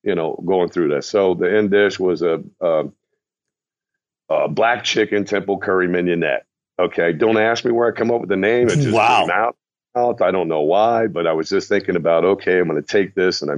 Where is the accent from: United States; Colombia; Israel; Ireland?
United States; the Midwest on the Ohio River; growing up in the Midwest on the Ohio River